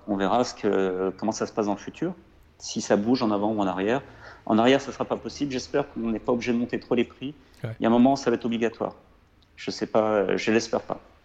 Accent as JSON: {"language": "French", "area": "Lozère", "region": "Occitania", "country": "France", "tie": "born or raised there", "also_born_or_lived": "Lyon", "moved": "yes", "said": "chez moi en Lozère, euh, parce qu'on avait des chèvres"}